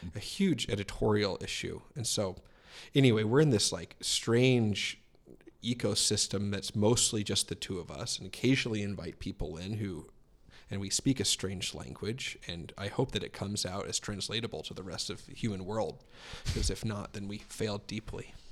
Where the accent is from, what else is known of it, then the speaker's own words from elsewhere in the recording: Billings, Montana, United States; born and raised in Billings